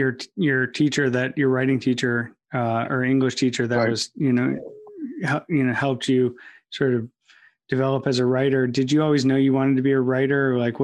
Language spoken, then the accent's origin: English; Midwest, United States; moved away; also born or lived in New York / Los Angeles; I'm from the Midwest, and so, you know, and I've lived in New York and lived in LA.